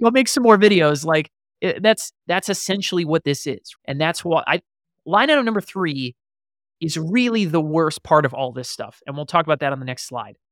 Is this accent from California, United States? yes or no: no; Columbia, Maryland, United States; now in Austin, United States; I am currently sitting in Austin, Texas, where I reside, but I am from Columbia, Maryland